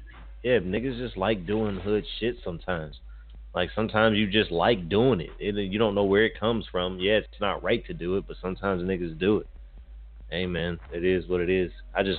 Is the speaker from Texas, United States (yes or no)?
no; Chicago, Illinois, United States; now in Minneapolis, United States; I come from Chicago, whatever, and then I've stayed in Minneapolis